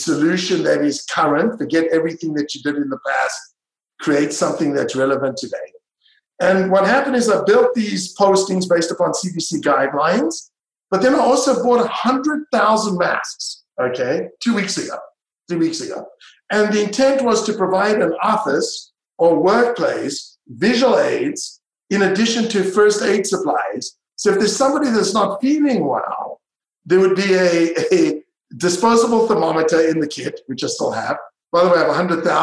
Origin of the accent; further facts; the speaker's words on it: Israel; also born or lived in South Africa; now in United States; I grew up in Israel and I was, you know, born in South Africa and I'm international community.